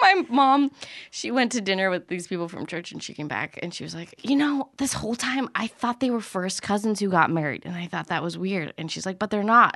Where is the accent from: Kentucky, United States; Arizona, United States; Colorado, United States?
Arizona, United States; I grew up in Arizona